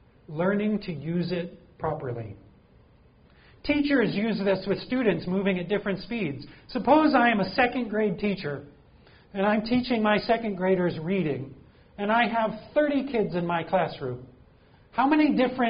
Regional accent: Green Bay, Wisconsin, United States; also born or lived in Michigan; now in St. Louis, United States; I know we don't get a lot of snow here in St. Louis, but I grew up in Green Bay.

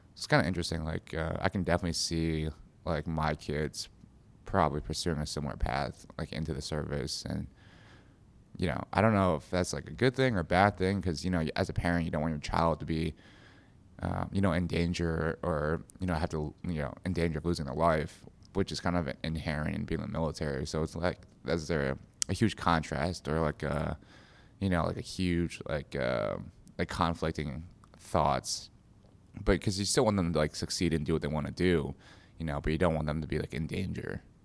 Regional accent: United States; my parents were immigrants, so I was, I was born in America. But, you know, growing up, my parents would always take us back to China

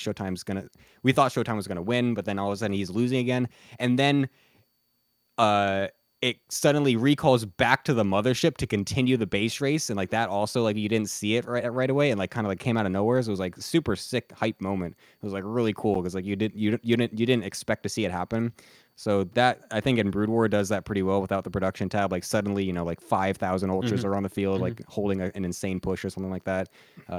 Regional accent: United States; moved away as an adult; now in South Korea; Yeah, I only speak English. I'm American.

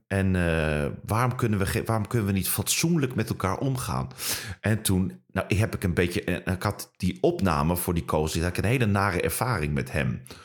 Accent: Netherlands; accent: Dutch; now in Germany; hier in Duitsland werkt en ze horen dat je in Nederland accent hebt

